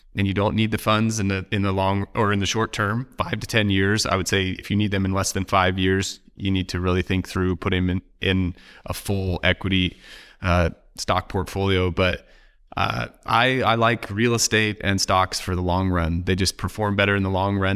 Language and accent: English; Oregon, United States; I'm from Oregon